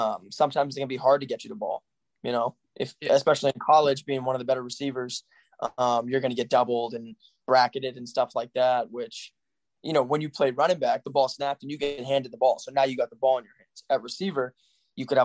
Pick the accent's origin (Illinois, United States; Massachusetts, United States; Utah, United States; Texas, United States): Massachusetts, United States; Yarmouth; Yarmouth, Massachusetts, that's my hometown